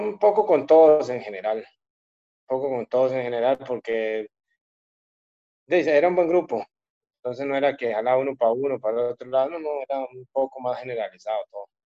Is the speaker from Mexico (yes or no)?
no; Costa Rica; moved away as an adult; usted no pierde el ser costarricense, por más que se vaya lejos de tu país, seguir siendo costarricense